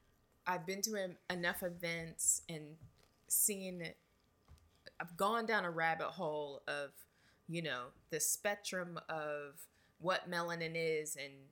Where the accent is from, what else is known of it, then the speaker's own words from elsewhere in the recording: Nigeria; Because I am, and I'm Nigerian, and I'm amazing.